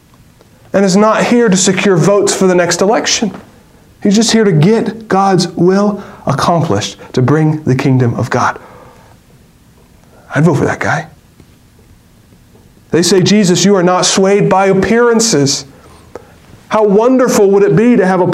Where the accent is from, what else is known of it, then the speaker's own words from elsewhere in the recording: United States; As American citizens and good American citizens